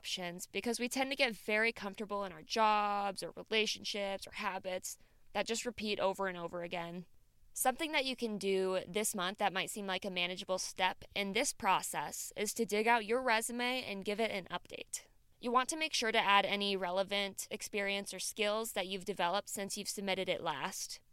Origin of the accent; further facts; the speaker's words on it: Midwest, United States; I'm from the Midwest